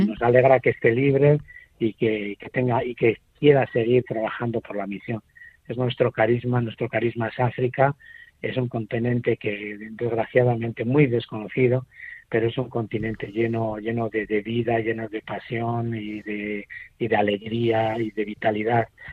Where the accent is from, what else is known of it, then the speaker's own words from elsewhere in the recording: Spain; Nosotros, eh, como los españoles